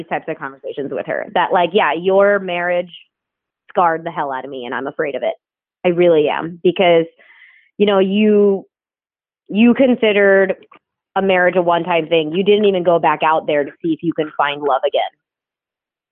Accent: New Jersey, United States; I grew up in New Jersey

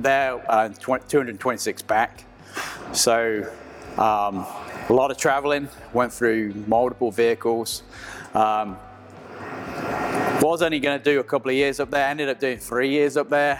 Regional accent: England, United Kingdom; moved away as an adult; now in United States; you can tell from my accent, I'm originally from England.

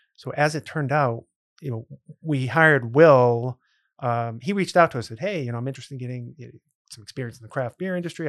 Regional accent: Grafton, Massachusetts, United States; I grew up in a town called Grafton, which is right near Worcester

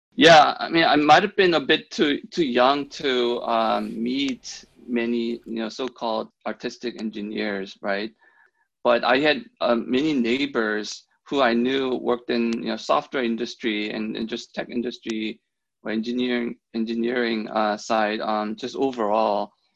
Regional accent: Germany; moved away as an adult; also born or lived in South Korea; now in Seattle, United States; I'm originally from South Korea. Um, I was born there. And then um, I ended up growing up in, in Germany in the 90s when my, my father um, got a job there.

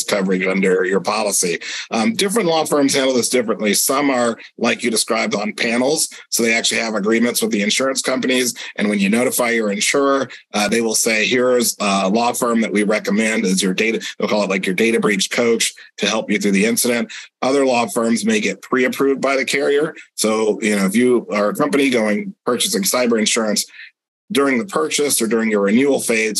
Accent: Sebastian, Florida, United States; my hometown of Sebastian, Florida

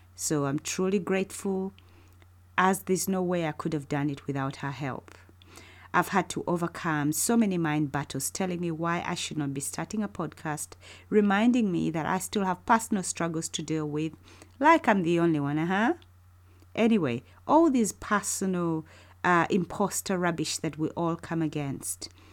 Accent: Uganda; moved away as an adult; now in United Kingdom; I was born and raised in Uganda, but have spent almost half of my life living in the UK with my family

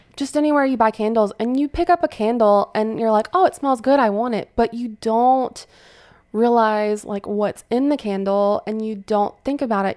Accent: Fairhope, Alabama, United States; moved away as an adult; now in Pensacola, United States; I'm, I'm from Fairhope, which is a small town in Alabama, about forty-five minutes from here

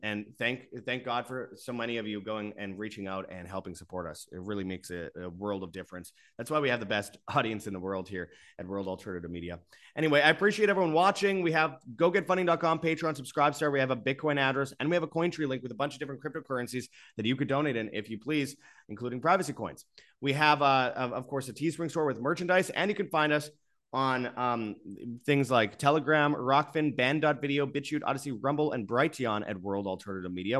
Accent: Winnipeg, Manitoba, Canada; Winnipeg Canada, for example, the, my hometown

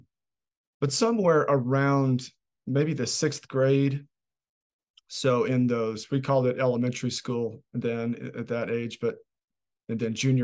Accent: Oklahoma City, Oklahoma, United States; I grew up in Oklahoma City, Oklahoma, with a mother and a father and a little older sister, and in suburban Oklahoma City

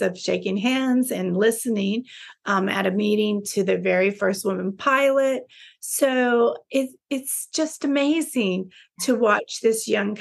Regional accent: Texas, United States; moved away as an adult; also born or lived in Dubai / Philippines; I'm a Texan

